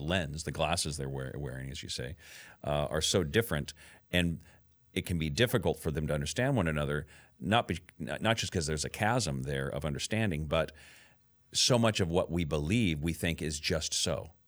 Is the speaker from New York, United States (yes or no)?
no; Camas, Washington, United States; when I was a kid growing up in Camas. Washougal area